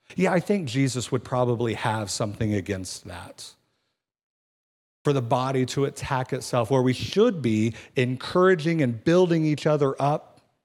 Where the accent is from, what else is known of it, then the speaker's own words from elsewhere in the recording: Kansas City, United States; moved away; I'm from Kansas City